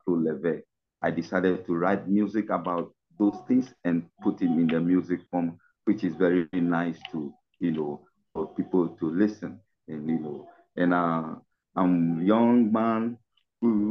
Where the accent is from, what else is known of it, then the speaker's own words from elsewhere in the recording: Ghana; I'm from Ghana, West Africa